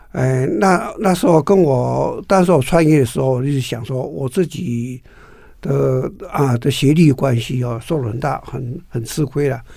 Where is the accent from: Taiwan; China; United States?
Taiwan; Taipei; also born or lived in countryside (unspecified rural Taiwan); 我是到了四年级的时候，父亲就从乡乡下把我带到台北来嘛